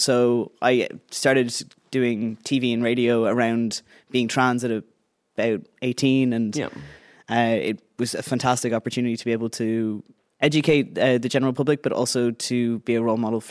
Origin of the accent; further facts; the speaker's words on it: Greystones, Leinster, Ireland; So I grew up in Greystones and I lived in Greystones my whole life until about a year ago. I went to an all-girls school in Bray